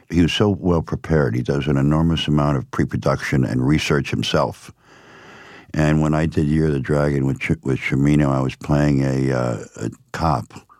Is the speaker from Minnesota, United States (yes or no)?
no; Miami, Florida, United States; also born or lived in Upstate New York; I was raised in Miami.